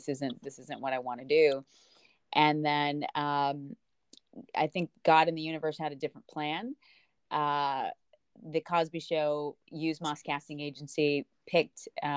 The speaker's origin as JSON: {"language": "English", "country": "Jamaica", "tie": "born or raised there", "moved": "yes", "lives_now": "United States", "said": "And I'm Jamaican"}